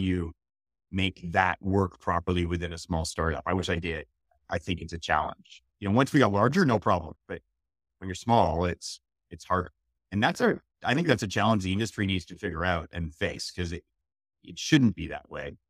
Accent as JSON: {"language": "English", "town": "Montreal", "region": "Quebec", "country": "Canada", "tie": "born or raised there", "moved": "yes", "said": "I grew up in Montreal."}